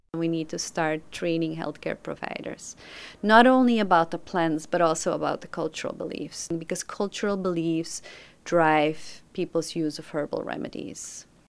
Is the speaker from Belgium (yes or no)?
yes; Belgium; moved away as an adult; now in New York, United States; I'm originally from Belgium, but I've been living in New York since 2005.